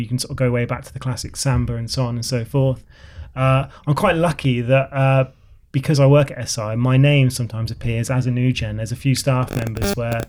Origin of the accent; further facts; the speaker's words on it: Oxford, South East England, United Kingdom; moved away; I'm sort of from Oxford Way originally.